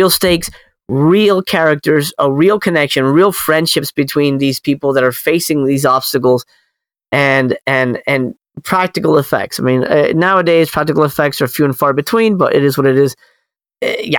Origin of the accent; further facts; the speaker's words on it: Miami, Florida, United States; I grew up in Miami, you know, again, in a predominantly Spanish household